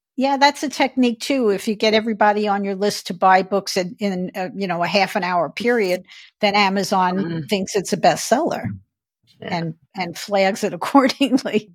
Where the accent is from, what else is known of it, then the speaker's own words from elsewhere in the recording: New York City, New York, United States; moved away as an adult; also born or lived in Phoenix, Arizona; I grew up in Brooklyn, New York